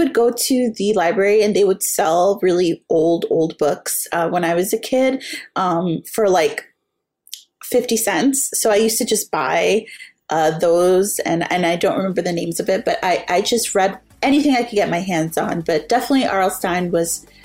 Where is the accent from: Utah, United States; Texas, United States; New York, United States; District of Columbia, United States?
New York, United States; New York City; I grew up in the South Bronx